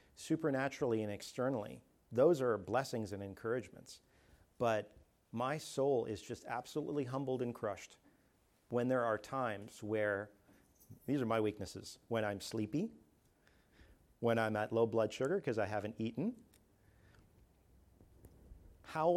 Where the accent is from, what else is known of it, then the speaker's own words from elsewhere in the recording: Canada; moved away; I'm from Canada where it's not that hot at all the time